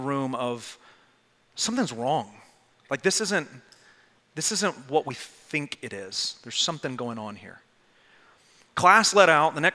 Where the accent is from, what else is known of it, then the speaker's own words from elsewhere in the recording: Arlington, Texas, United States; I grew up in Arlington, Texas.